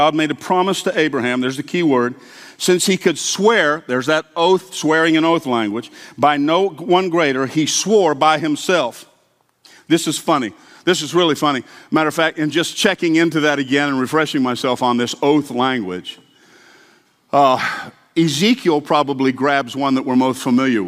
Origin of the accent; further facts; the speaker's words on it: the South, United States; I grew up hearing in the South